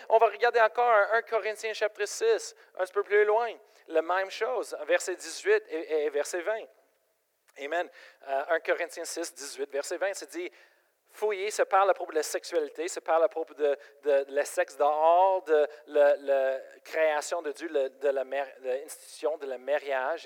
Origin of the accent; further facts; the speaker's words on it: Colorado, United States; French is a second language; moved away as an adult; now in Quebec, Canada; je viens de Colorado